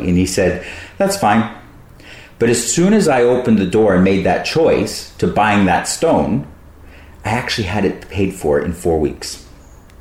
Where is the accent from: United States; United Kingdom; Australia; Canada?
Australia; Brisbane, Queensland; Brisbane, my hometown